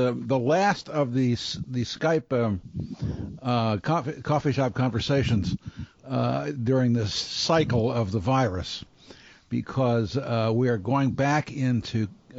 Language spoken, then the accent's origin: English; Baltimore, Maryland, United States; I'm from Baltimore and I'm Italian